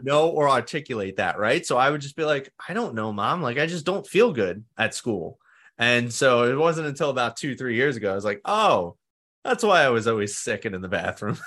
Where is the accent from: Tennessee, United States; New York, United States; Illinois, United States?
New York, United States; New York City; I grew up in Staten Island, New York, and I've been here my whole life. I still live here.